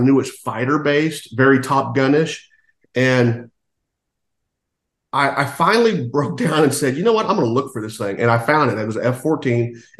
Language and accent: English; Washington, District of Columbia, United States; we had a family vacation when I was growing up in Washington, D.C.